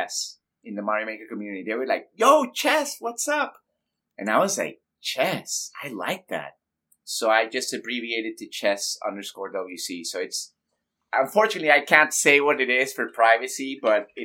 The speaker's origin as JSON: {"language": "English", "country": "Panama", "said": "I'm from Panama, Central America"}